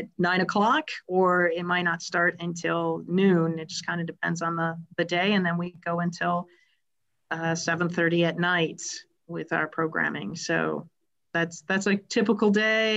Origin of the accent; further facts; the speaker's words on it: Wisconsin, United States; now in Michigan, United States; I'm originally from Wisconsin, and I grew up hanging out on the farms